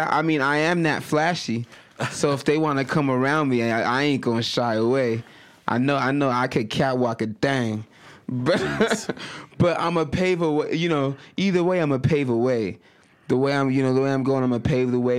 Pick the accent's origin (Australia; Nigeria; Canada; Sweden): Nigeria; also born or lived in United States; because I'm Nigerian and I'm American, and both of those nationalities get their money.